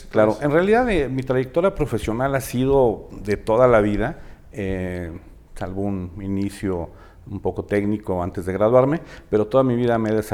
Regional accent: Mexico City, Mexico; moved away as an adult; now in Aguascalientes, Mexico; soy chilango de nacimiento y orgulloso

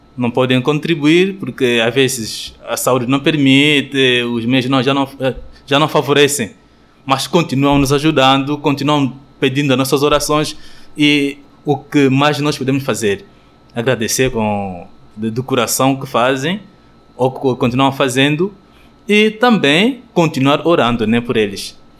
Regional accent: Cabinda, Angola; moved away as an adult; now in Petrópolis, Brazil; Eu nasci em Angola, em África, não é? Na província de Cabinda.

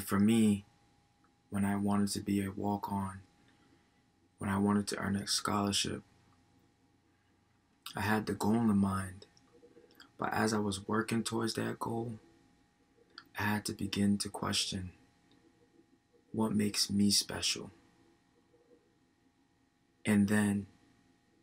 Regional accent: Providence, Rhode Island, United States; I am from Providence, Rhode Island

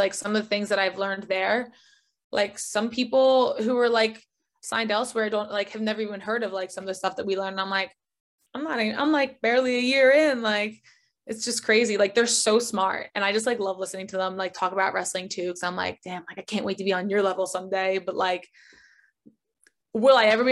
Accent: North Caldwell, New Jersey, United States; accent: Jersey; moved away; I am from North Caldwell, New Jersey, which is also where Tony Soprano was from. I'm a Jersey Italian

